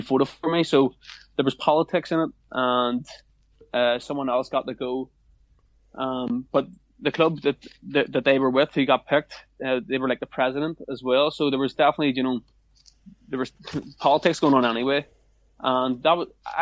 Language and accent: English; Northern Ireland, United Kingdom; I am from Northern Ireland